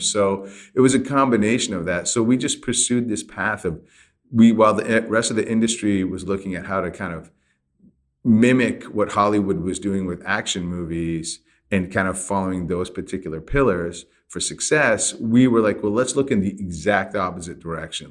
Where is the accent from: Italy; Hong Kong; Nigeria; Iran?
Iran; moved away; I grew up in Iran